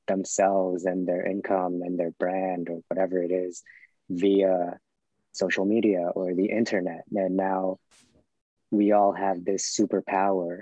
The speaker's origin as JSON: {"language": "English", "town": "New York City", "region": "New York", "country": "United States", "tie": "born or raised there", "said": "in Brooklyn growing up"}